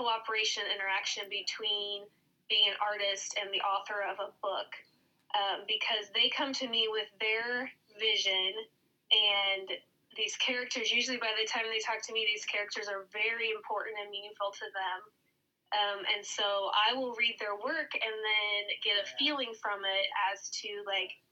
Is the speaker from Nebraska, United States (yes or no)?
yes; Lincoln, Nebraska, United States; I grew up in and around Lincoln, so I'm a Lincoln, Nebraska native